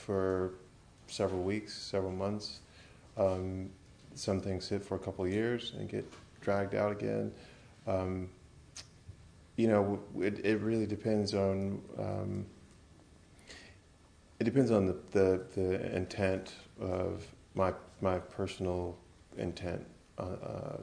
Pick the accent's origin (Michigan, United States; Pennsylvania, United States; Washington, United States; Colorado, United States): Michigan, United States; Grand Rapids; the city I was born and raised in it, Grand Rapids, Michigan